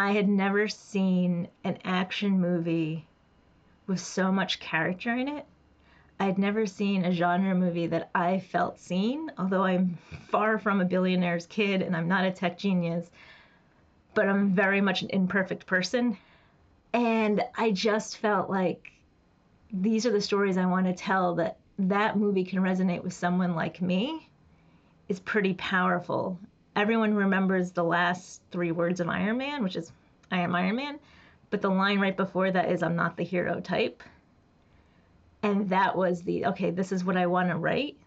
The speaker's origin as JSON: {"language": "English", "town": "New York City", "region": "New York", "country": "United States", "tie": "born or raised there", "also_born_or_lived": "Los Angeles", "moved": "as an adult", "said": "As a kid, I grew up in the Bronx, New York. I'm first generation American"}